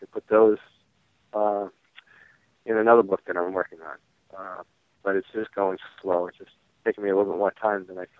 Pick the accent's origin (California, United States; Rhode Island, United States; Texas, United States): Rhode Island, United States; Providence; I grew up in Providence